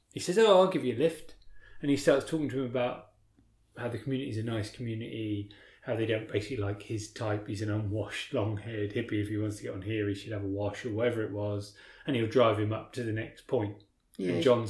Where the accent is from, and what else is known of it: King's Lynn, East of England, United Kingdom; born or raised there